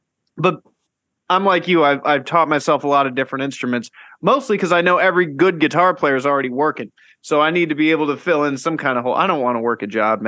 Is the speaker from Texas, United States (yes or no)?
no; Florida, United States; also born or lived in California; now in Knoxville, United States; growing up in Florida, I lived there for like 10. I definitely lived the longest part of my life in Florida, and there's no seasons